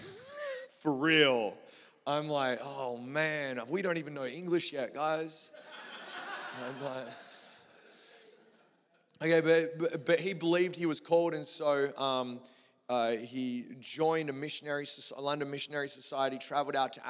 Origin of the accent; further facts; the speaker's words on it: Australia; I'm from Australia, we don't have no rivers